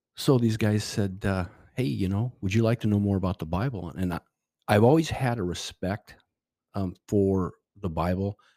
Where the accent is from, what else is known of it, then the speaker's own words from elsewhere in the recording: Seattle, Washington, United States; moved away as an adult; also born or lived in California; we are from, I'm from Seattle, the Northwest